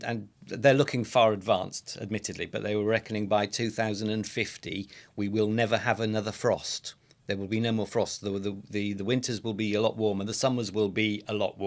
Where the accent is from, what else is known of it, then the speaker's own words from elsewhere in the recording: Wales, United Kingdom; My home country of Wales